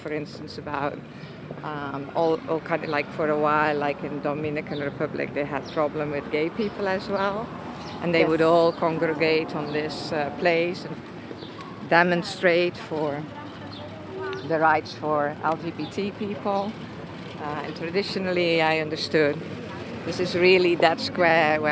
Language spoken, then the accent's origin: English; Netherlands; moved away; I grew up in the Netherlands